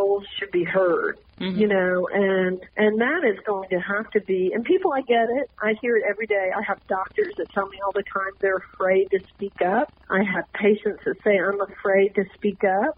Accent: Texas, United States; I'm from Texas

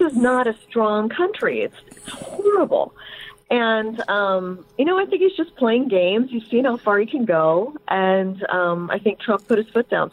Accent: Indiana, United States; I, I grew up in Indiana

